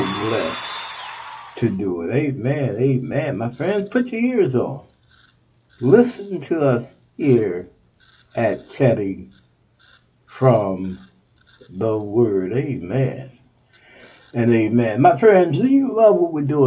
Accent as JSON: {"language": "English", "region": "Texas", "country": "United States", "tie": "born or raised there", "moved": "yes", "lives_now": "Ohio, United States", "said": "Texas is my home state."}